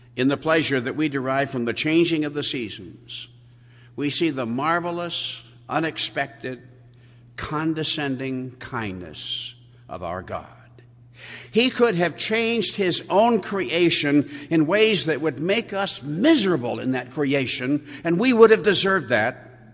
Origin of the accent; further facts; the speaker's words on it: Colorado, United States; also born or lived in San Diego; I left my native Colorado in the summer